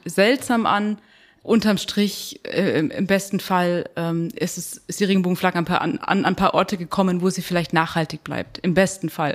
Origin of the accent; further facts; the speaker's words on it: Bavaria, Germany; ich bin in Bayern aufgewachsen